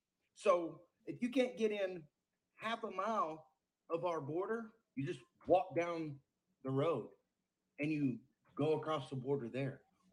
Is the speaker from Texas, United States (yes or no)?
yes; Texas, United States; Hell, I'm from Texas.